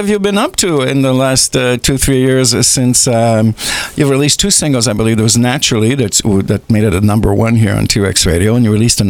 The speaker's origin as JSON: {"language": "English", "town": "Dorval", "region": "Quebec", "country": "Canada", "tie": "born there", "said": "Like, I was born in Dorval, which is a city close to the airport in Montreal."}